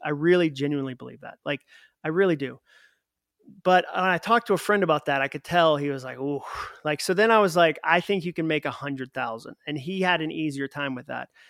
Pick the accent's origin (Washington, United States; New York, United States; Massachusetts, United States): Massachusetts, United States; I'm from Massachusetts, so wicked is our word for very